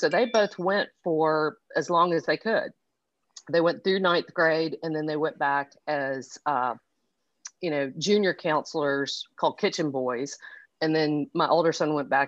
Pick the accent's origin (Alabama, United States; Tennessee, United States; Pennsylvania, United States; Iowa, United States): Tennessee, United States; Knoxville; also born or lived in Monroe, Louisiana / Chapel Hill, North Carolina; grew up in Knoxville, went to Webb School in Knoxville